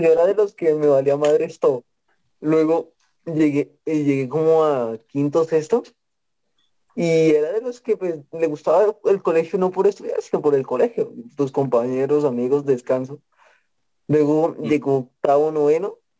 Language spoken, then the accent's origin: Spanish; Facatativá, Cundinamarca, Colombia; Yo no he salido de faca